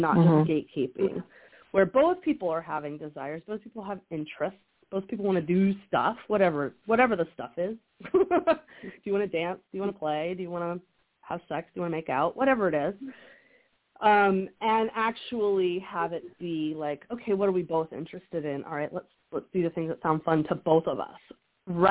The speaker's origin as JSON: {"language": "English", "region": "the South", "country": "United States", "tie": "born or raised there", "said": "I grew up in the South, and so there's a lot of evangelical purity culture around"}